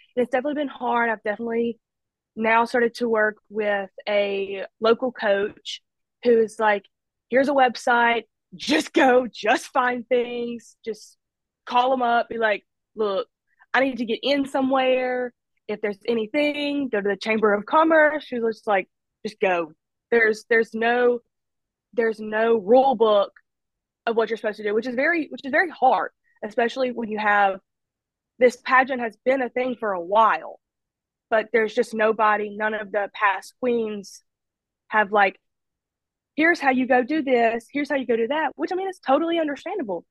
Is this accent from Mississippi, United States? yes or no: yes; Olive Branch, Mississippi, United States; also born or lived in Amory, Mississippi; now in Oxford, United States; I was born in Amory, Mississippi, and I moved to Olive Branch, Mississippi, and I graduated from Lewisburg